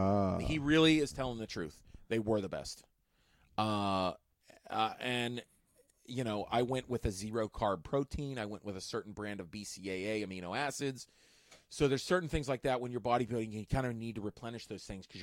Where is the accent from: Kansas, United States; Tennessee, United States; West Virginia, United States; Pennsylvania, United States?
Pennsylvania, United States; Pittsburgh; I can make people laugh in Pittsburgh, in my hometown.